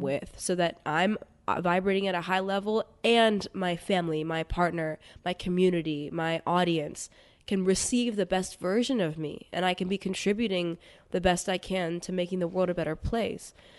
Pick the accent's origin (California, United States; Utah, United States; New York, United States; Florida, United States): New York, United States; New York City; I grew up in New York City to very amazing Indian parents